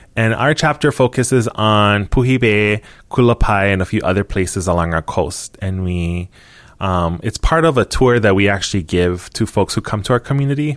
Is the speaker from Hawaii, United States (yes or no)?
yes; Hilo, Hawaii, United States; born or raised there